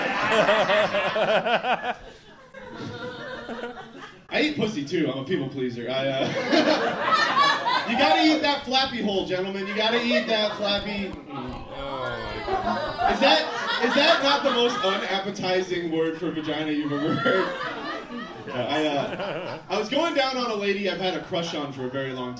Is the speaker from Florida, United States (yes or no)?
yes; Florida, United States; now in Portland, United States; I am from Florida